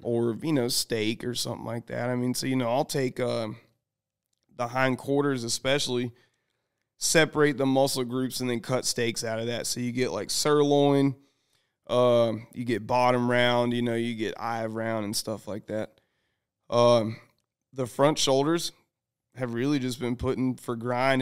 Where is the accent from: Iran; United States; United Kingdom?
United States; the South; I'm from the South.